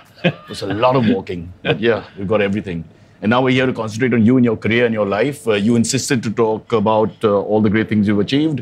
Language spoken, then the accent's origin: English; Mumbai, Maharashtra, India; Mumbai, where I live or where I was born